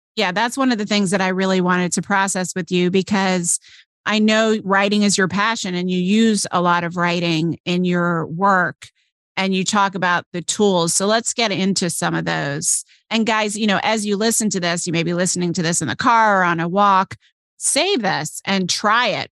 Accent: Chicago, Illinois, United States; moved away; we're both from Chicago. We met actually after I moved away from Chicago out here

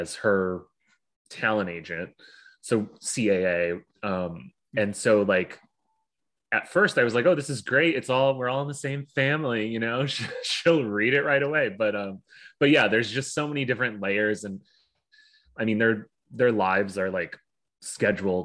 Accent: Hartford, Connecticut, United States; moved away as an adult; also born or lived in Stamford, Connecticut / Jersey City, New Jersey; now in New Jersey, United States; I grew up right outside of Hartford

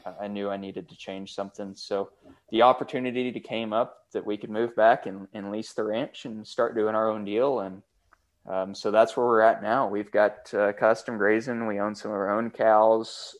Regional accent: Canadian, Texas, United States; I grew up on this ranch, um, in Canadian, and, and I'm living in the house that I actually grew up in.

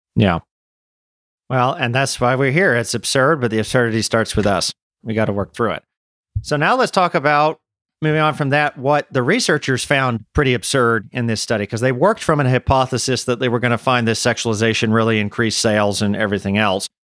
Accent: United States; moved away as an adult; also born or lived in Czech Republic; as an American

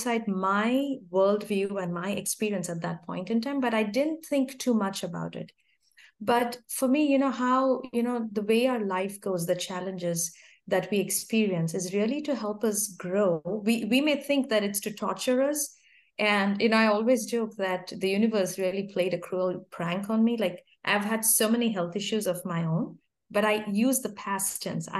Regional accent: India; moved away as an adult; I grew up in India, yeah, until I was 27, I lived in India

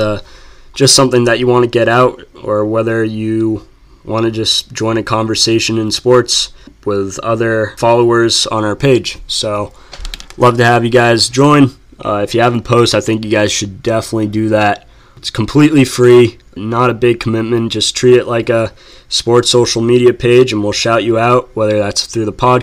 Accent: New England, United States; growing up in New England

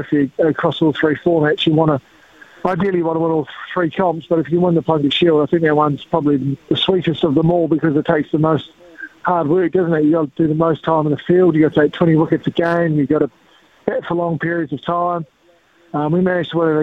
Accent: South Island, New Zealand; growing up in the South Island, playing a lot of multi-day cricket

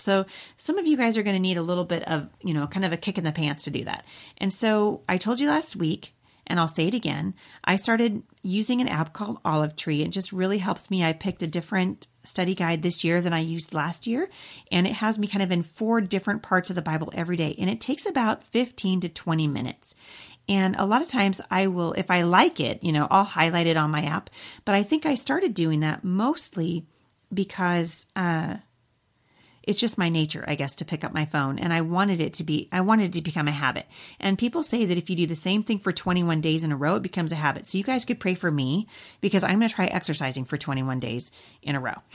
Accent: Boring, Oregon, United States; also born or lived in Portland, Oregon / Vancouver, Washington; now in Battle Ground, United States; I was born in Portland and I grew up in Boring

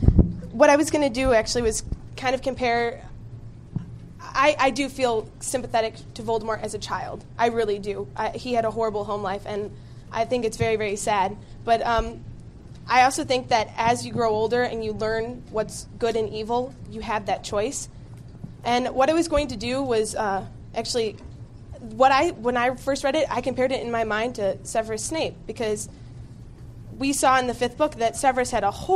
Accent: Evanston, Illinois, United States; Oh, I'm from Evanston, Illinois.

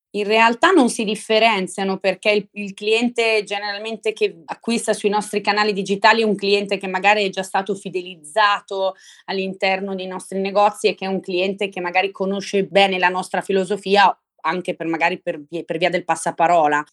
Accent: Brescia, Lombardy, Italy; centro storico di Brescia, che è la mia città natale

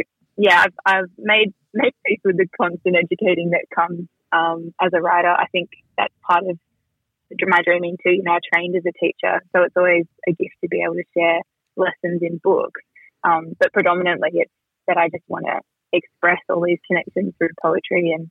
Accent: Gundungurra country, New South Wales, Australia; being a kid growing up on Gunungurra country

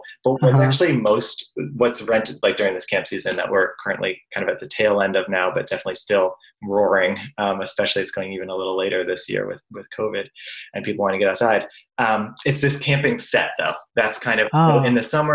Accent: Brookline, Massachusetts, United States; also born or lived in Chicago / Somerville, Massachusetts; I grew up in Boston in a town called Brookline within walking distance of Fenway Park

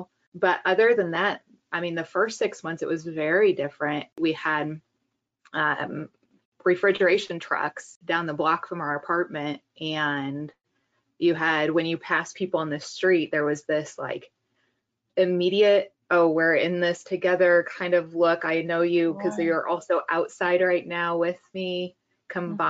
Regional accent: Iowa, United States; also born or lived in Kansas City; now in New York City, United States; I'm originally from Iowa.

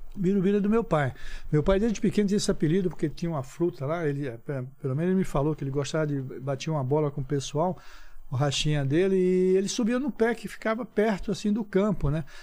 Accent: Olinda, Pernambuco, Brazil; moved away; also born or lived in Recife; Nasci em Recife, depois fui morar em Olinda. Mas desde moleque

